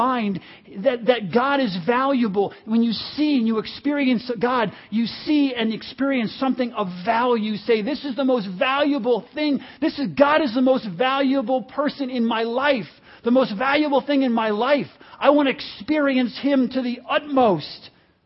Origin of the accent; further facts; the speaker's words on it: United States; And I'm one, I like it